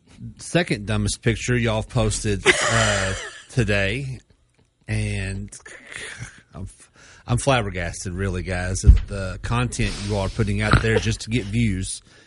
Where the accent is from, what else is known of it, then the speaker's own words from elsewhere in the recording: Beaver Dam, Kentucky, United States; Growing up in Beaver Dam